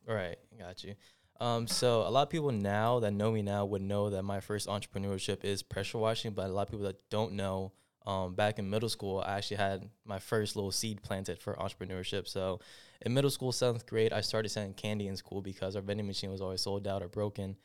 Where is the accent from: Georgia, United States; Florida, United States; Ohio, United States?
Georgia, United States; Clarkston; also born or lived in Atlanta, Georgia / Stone Mountain, Georgia / Decatur, Georgia; I was born and raised in Clarkston, moved to Stone Mountain, and now I'm in Decatur